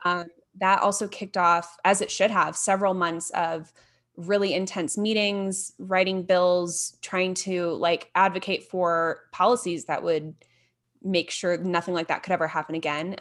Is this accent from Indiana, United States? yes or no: yes; Fort Wayne, Indiana, United States; moved away as an adult; now in Denver, United States; I'm from the Midwest, so I grew up in northern Indiana in Fort Wayne, which most people probably have not heard of, but moved down to a suburb of Indianapolis when I was twelve.